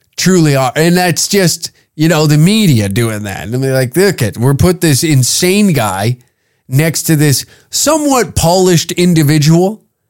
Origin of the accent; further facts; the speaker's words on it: Canada; a Canadian